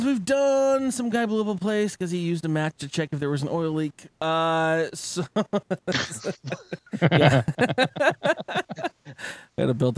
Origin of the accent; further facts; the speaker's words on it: San Diego, California, United States; moved away; also born or lived in Arizona; I grew up in San Diego